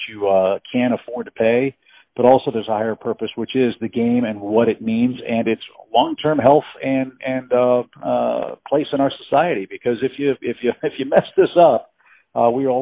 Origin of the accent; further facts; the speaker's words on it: St. Louis, Missouri, United States; also born or lived in Orlando, Florida / Chicago; now in Florida, United States; I grew up in St. Louis, Missouri